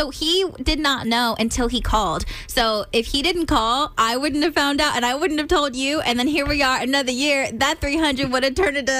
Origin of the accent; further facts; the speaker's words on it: California, United States; We are from California. We had no idea.